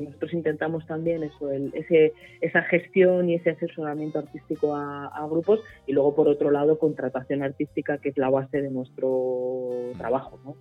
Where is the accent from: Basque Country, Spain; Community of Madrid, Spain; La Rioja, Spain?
Community of Madrid, Spain; Pinto; yo soy de Pinto